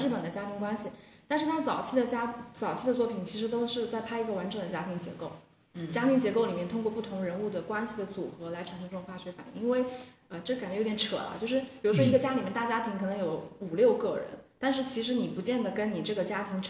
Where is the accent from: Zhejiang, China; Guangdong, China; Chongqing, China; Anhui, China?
Guangdong, China; 就是因为在座的各位其实都是土生土长的广东人嘛